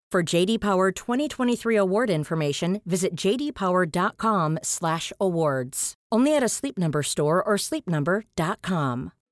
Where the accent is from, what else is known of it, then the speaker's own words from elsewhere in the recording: Scarborough, Yorkshire and the Humber, United Kingdom; I grew up in Scarborough